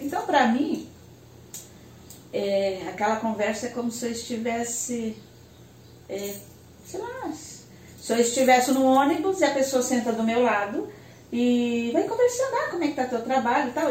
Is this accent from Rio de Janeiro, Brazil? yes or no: no; Tubarão, Santa Catarina, Brazil; moved away as an adult; also born or lived in Florianópolis; eu sou de Tubarão